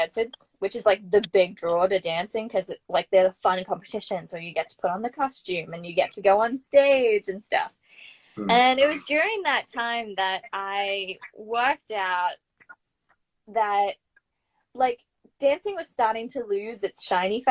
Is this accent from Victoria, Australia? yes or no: no; Brisbane, Queensland, Australia; moved away as an adult; also born or lived in New York City; I grew up in Brisbane